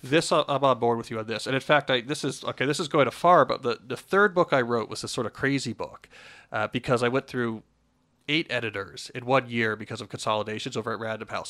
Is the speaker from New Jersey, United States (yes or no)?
yes; New Jersey, United States; born or raised there; moved away